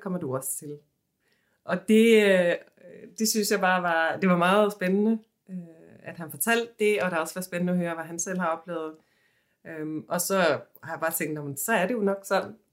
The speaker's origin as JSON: {"language": "Danish", "country": "Sweden", "moved": "yes", "lives_now": "Copenhagen, Denmark", "said": "jeg kommer fra Sverige"}